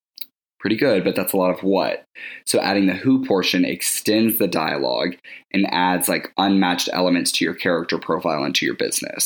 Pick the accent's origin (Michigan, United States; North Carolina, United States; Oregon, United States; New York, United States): North Carolina, United States; Winston-Salem; I was born and raised in Winston-Salem, North Carolina, so I have Southern roots that really speak to my nurturing and introverted character.